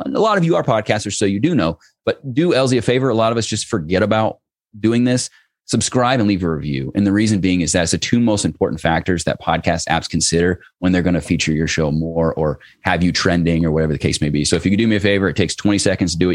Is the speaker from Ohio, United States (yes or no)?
yes; Cincinnati, Ohio, United States; in Cincinnati, where I live, I grew up in Cincinnati